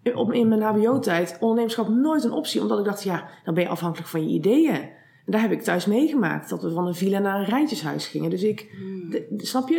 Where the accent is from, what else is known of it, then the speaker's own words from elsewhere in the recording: Eindhoven, North Brabant, Netherlands; ik kom afspannen uit Eindhoven en daar heb ik ook vastgoed en makelaardij gestudeerd.